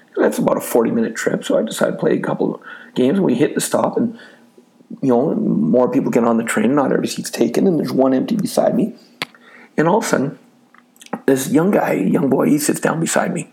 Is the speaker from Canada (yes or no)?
yes; Canada; I'm from Canada